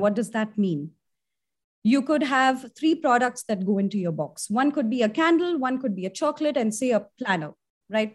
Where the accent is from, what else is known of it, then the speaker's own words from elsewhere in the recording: India; I'm an Indian and I've studied, I've done my college in, uh, India